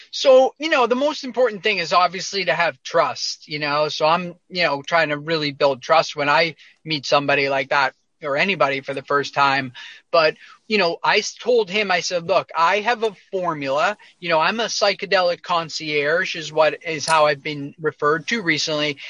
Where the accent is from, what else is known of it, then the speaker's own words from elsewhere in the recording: near Boston, Massachusetts, United States; I grew up uh, near Boston, outside of Boston, Massachusetts, in a suburb.